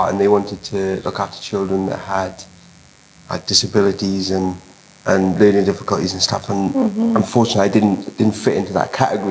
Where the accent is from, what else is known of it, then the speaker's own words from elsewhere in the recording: Merthyr Tydfil, Wales, United Kingdom; moved away; also born or lived in Loughborough; I'm originally from Merthyr, but I've joined you guys via Loughborough, which is in the East Midlands